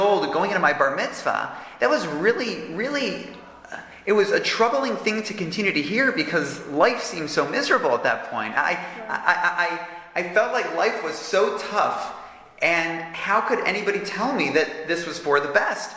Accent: Toronto, Ontario, Canada; now in Jerusalem, Israel; growing up in Toronto, I could have seemed like an ordinary kid

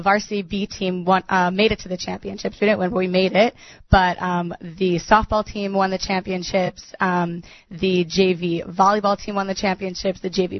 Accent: New York, United States; I told her I was from New York

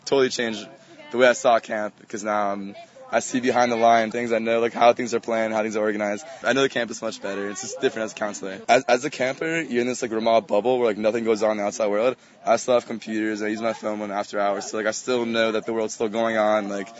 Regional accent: Miami, Florida, United States; Miami, Florida.

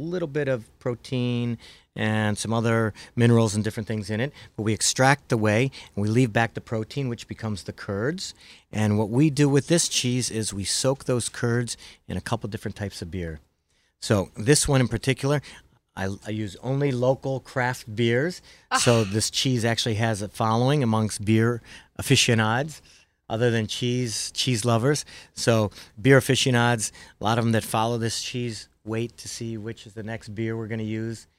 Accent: Midwest, United States; accent: Midwest; My Midwest accent wouldn't

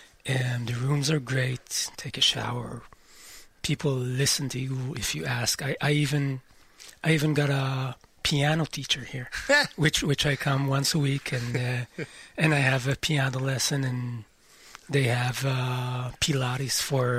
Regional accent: Amir, Northern District, Israel; Well, I'm not from Kiryat Shmona. I'm from a kibbutz next to Kiryat Shmona. What's it called? Amir, and I've been living there for all my life.

